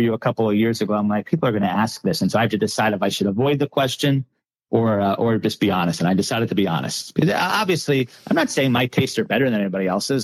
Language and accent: English; Long Island, New York, United States; moved away as an adult; now in New Orleans, United States; I'm from Long Island originally